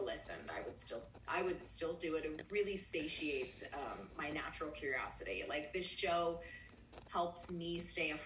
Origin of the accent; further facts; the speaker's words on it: Pittsburgh, Pennsylvania, United States; now in Florida, United States; I'm from Pittsburgh originally